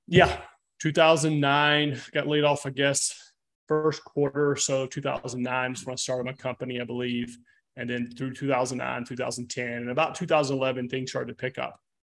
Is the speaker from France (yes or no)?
no; near the Florida-Georgia line, west of Jacksonville, small town in North Florida, United States; also born or lived in Santa Barbara, California; now in Nashville, United States; I'm from the South